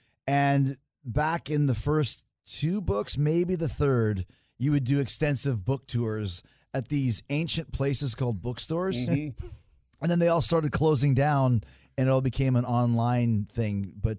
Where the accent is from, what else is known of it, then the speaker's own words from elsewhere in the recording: Winnipeg, Manitoba, Canada; growing up in Canada, Dallas might as well have been Mars. You know, grew up in Winnipeg at the time.